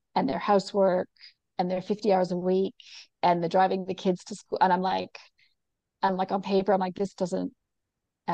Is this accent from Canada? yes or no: yes; Canada; also born or lived in Sydney, Australia; now in New Zealand; even though I'm Canadian and now live in New Zealand.